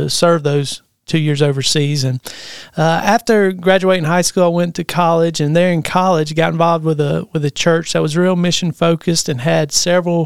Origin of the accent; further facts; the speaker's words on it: Brewton, Alabama, United States; moved away as an adult; now in Tennessee, United States; I'm originally from South Alabama, a small town called Brewton, Alabama. We call it L.A., down there in lower Alabama. And that's where I grew up